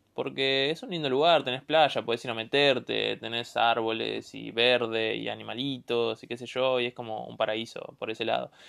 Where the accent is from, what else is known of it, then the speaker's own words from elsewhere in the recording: Monte Grande, Buenos Aires Province, Argentina; also born or lived in Avellaneda / Ezeiza; Soy del conurbano, eh, nací en Avellaneda, pero viví toda mi vida en Monte Grande y en Ezeiza